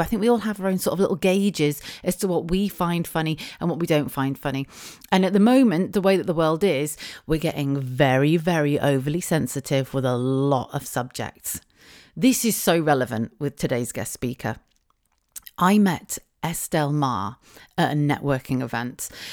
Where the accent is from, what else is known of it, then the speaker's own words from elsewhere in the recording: United Kingdom; being British